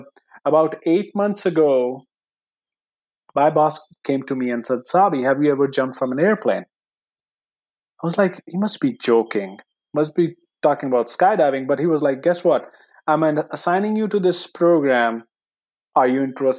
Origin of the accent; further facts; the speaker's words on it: India; English is a second language; moved away; coming from India, English is my second language